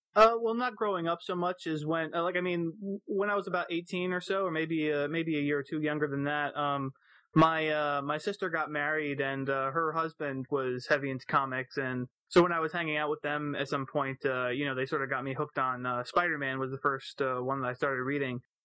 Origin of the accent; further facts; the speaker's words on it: Florida, United States; I grew up mostly in Florida